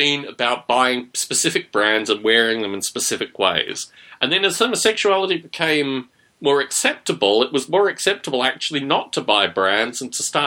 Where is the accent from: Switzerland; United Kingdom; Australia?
Australia; when I was growing up in Australia